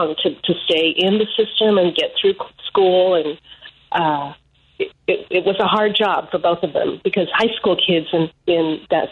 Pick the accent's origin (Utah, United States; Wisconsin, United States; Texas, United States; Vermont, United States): Utah, United States; now in Illinois, United States; I am the daughter of public school teachers in the state of Utah